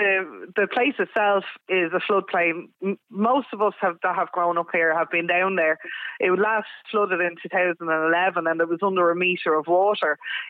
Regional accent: Kill, Leinster, Ireland; Well, we're from Kill, County Kildare

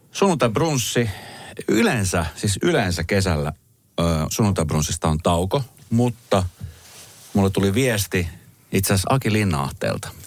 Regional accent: Colombia; now in Finland; Mä oon siis itse Kolumbiasta kotoisin

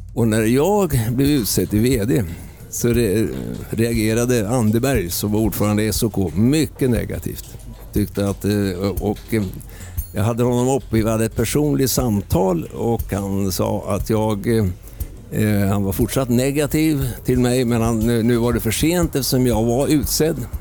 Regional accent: Östergötland, Sweden; moved away; also born or lived in Värmdö / Höga Kusten; jag är född i Östergötland

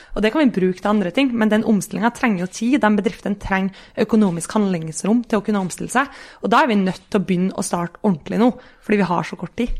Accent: Kristiansund, Møre og Romsdal, Norway; jeg er fra Kristiansund

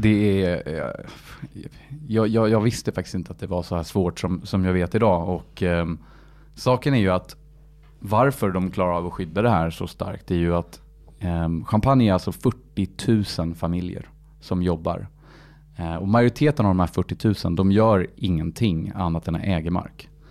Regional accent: Paris, Île-de-France, France; moved away; jag är född i Paris, uppvuxen i Paris

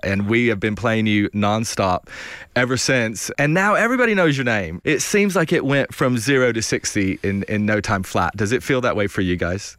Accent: Bristol, United States; moved away as an adult; now in United Kingdom; I don't live there, but I get to go back and, and, you know, be in Bristol or see my family

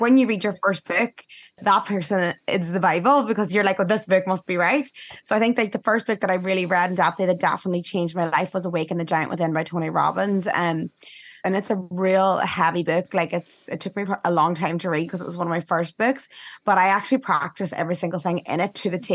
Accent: Ireland; moved away

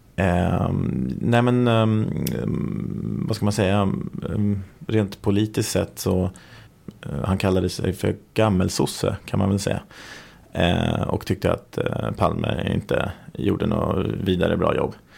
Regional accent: Sweden; vi är svenskar

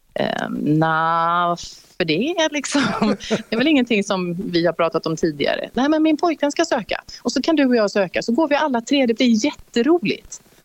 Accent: Gothenburg, Västra Götaland, Sweden; moved away as an adult; also born or lived in Stockholm; now in Örebro, Sweden; Jag är från Göteborg

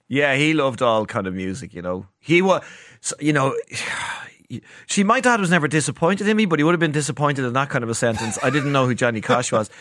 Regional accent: Dublin, Leinster, Ireland; growing up in Dublin from the age of fifteen all the way up till kind of now

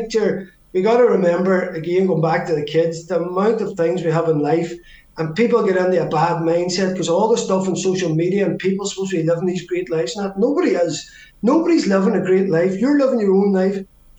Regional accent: Ireland; And again, being Irish, yeah, we're absolutely blessed.

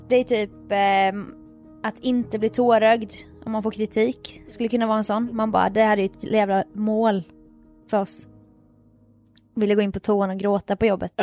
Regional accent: Jönköping, Jönköping County, Sweden; born or raised there

